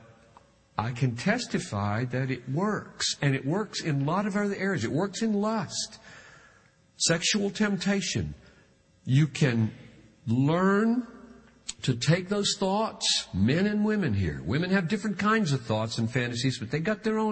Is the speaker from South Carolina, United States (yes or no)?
yes; South Carolina, United States; I grew up with in South Carolina.